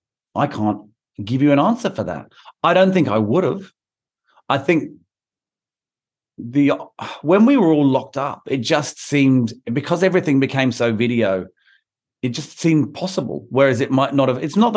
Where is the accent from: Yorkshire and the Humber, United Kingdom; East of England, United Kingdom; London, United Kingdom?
London, United Kingdom; In London was obvious. I'm from London. I have contacts there.